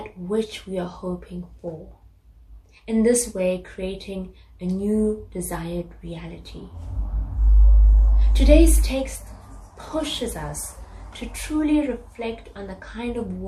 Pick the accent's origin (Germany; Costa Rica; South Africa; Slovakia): South Africa; moved away; I grew up in South Africa, a country newly integrating black and white people